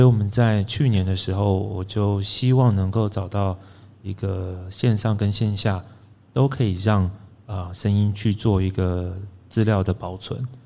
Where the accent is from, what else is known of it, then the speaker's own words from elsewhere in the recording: Pingtung County, Taiwan; now in Taipei, Taiwan; 我是屏东出生，嗯。然后就搬上了台北